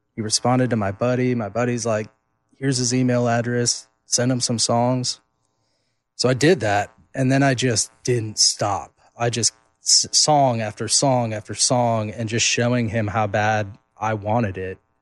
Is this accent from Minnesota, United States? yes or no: yes; Duluth, Minnesota, United States; my hometown of Duluth, Minnesota. Um, so I grew up going, watching them.